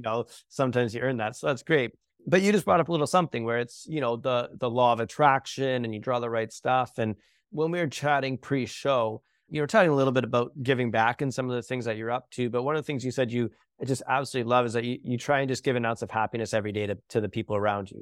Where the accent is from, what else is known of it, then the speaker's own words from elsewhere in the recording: Canada; I'm Canadian